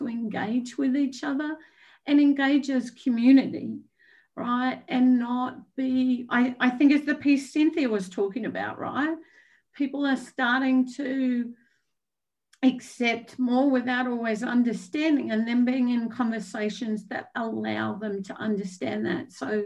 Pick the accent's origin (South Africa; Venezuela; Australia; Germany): Australia; moved away; I'm Australian